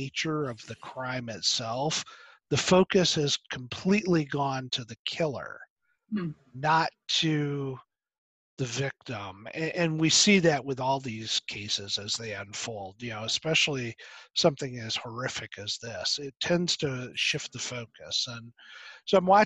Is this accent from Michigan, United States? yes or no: yes; Michigan, United States; moved away; also born or lived in Virginia; My son lives in Michigan, which is where I was raised. I was born in Virginia, but raised there